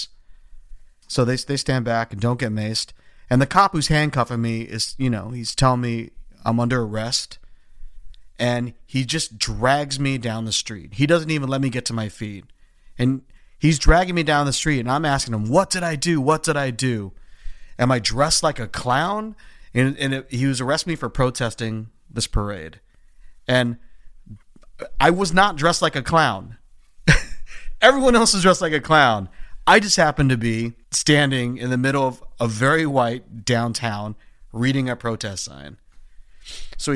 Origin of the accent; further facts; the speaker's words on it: Philadelphia, Pennsylvania, United States; I'm like this mustachioed 21-year-old guy from Philly, half Filipino looking dude